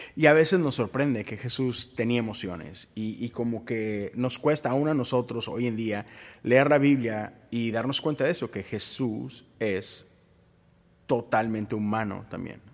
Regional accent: Mexico; como mexicano

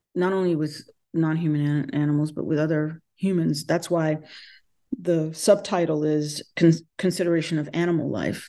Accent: North Carolina, United States; moved away; born and bred in North Carolina

